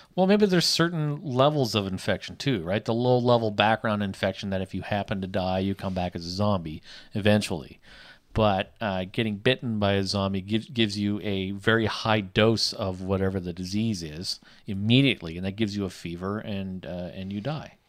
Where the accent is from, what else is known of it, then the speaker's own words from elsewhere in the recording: Canada; accent: Canadian; I am Canadian.